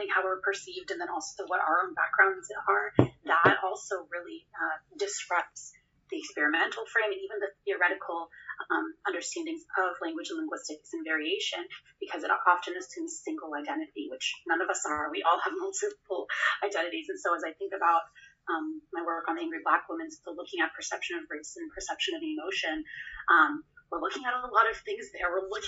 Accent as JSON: {"language": "English", "country": "United States", "said": "we're American"}